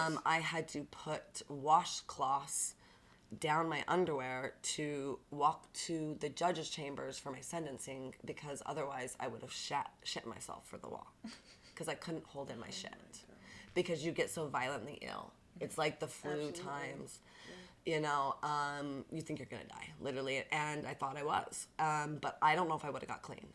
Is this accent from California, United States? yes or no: no; Bountiful, Utah, United States; growing up in Bountiful